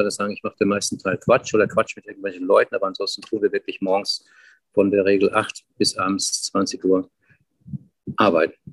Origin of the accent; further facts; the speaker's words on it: Frankfurt am Main, Hesse, Germany; Ich habe früher im Alter von 10, 12 in Frankfurt am Main, wo ich geboren bin, Zeitungen verkauft.